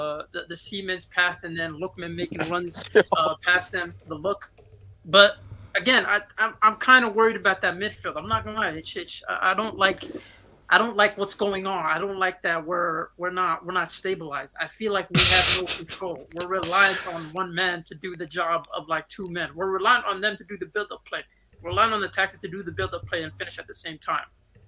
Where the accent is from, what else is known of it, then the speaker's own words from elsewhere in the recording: Nigeria; I'm Nigerian, man.